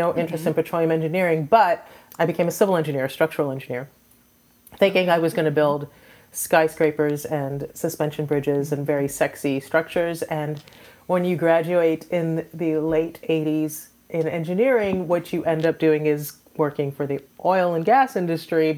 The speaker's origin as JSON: {"language": "English", "country": "Trinidad & Tobago", "moved": "yes", "lives_now": "Houston, United States", "said": "I am an immigrant. I am originally from the Caribbean, from Trinidad and Tobago."}